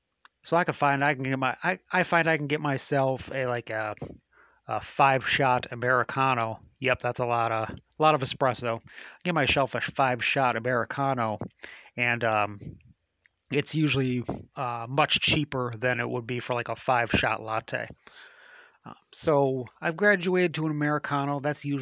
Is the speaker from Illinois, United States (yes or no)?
yes; Chicago, Illinois, United States; And I just returned from a trip back to my hometown area. I traveled back to Chicago.